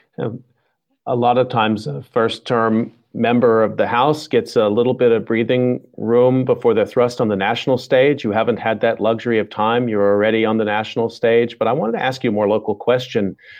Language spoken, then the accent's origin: English; Texas, United States; moved away; I'm from the South, too, originally from Texas